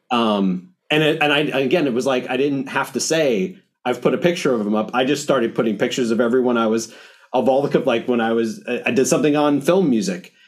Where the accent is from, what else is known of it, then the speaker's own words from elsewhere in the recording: New York, United States; as a New Yorker